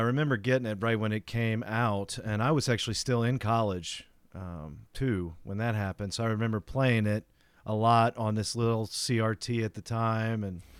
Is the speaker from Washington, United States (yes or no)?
no; Tennessee, United States; See, that's like, so where I grew up in outside of Nashville, Tennessee, is where like all the people that ran that company were from.